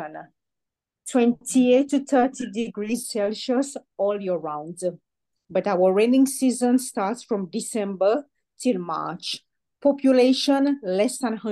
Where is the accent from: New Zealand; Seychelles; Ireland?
Seychelles; growing up in the Seychelles, in a Roman Catholic environment